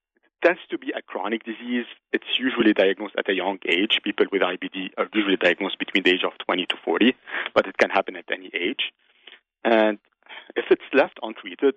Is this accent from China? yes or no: no; Lebanon; moved away as an adult; also born or lived in Chicago; now in United States; I was actually born and raised in Lebanon. It's where I lived most of my life.